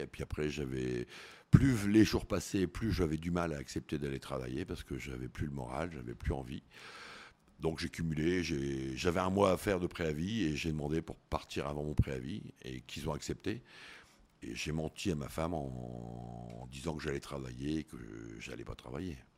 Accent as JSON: {"language": "French", "region": "northern France", "country": "France", "also_born_or_lived": "Koh Samui, Thailand", "moved": "as an adult", "said": "Alors nous, on est du Nord. C'est vrai que du Nord de la France"}